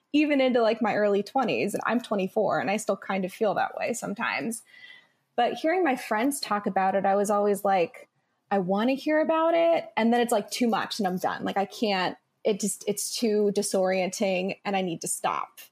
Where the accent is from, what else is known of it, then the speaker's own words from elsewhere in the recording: Midwest, United States; I grew up in the Midwest, and then I went to a small liberal arts school in the Midwest.